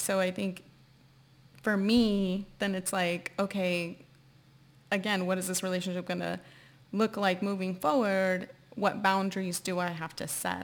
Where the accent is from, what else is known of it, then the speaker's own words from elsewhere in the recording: San Antonio, Texas, United States; moved away; I'm from San Antonio, Texas